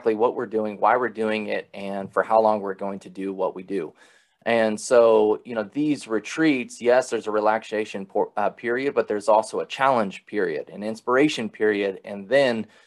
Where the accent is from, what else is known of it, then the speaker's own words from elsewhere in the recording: Alaska, United States; I was born and raised in Alaska